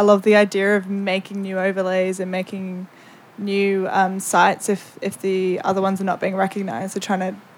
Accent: Victoria, Australia; I'm … from Wurundjeri Country.

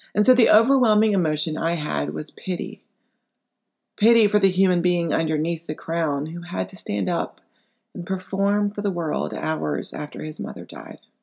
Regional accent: United States; as an American

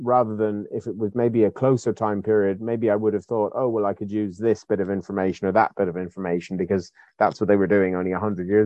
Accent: Ireland; moved away as an adult; now in United Kingdom

